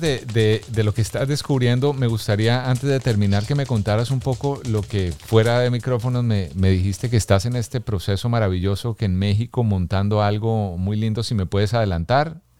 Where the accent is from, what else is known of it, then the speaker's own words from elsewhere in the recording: Colombia; mi tierra, de Colombia